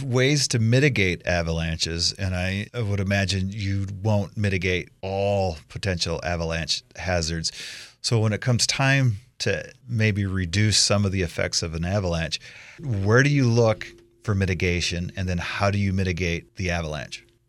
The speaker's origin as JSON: {"language": "English", "region": "Iowa", "country": "United States", "tie": "born or raised there", "moved": "yes", "lives_now": "Idaho, United States", "said": "as a kid, I grew up in Iowa."}